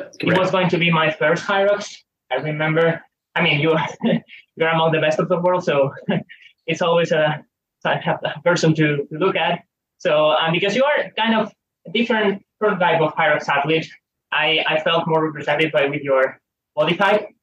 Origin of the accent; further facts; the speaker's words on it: Spain; I had to drive on Fridays to the Pyrenees from my hometown, which is eight nine hours drive